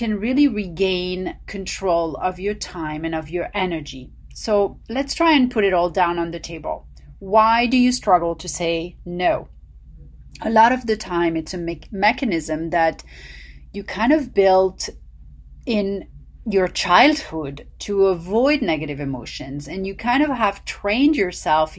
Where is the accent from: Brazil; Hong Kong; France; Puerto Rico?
France; Paris, Île-de-France; now in Los Angeles, United States; the nutritional secrets I learned growing up in Paris